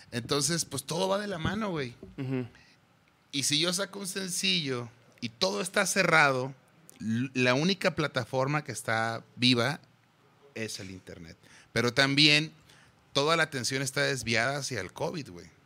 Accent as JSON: {"language": "Spanish", "region": "Mexico City", "country": "Mexico", "tie": "born or raised there", "said": "Ahorita mi hermana está viviendo en la casa que, donde crecimos, ahí por Moctezuma, que justamente era..."}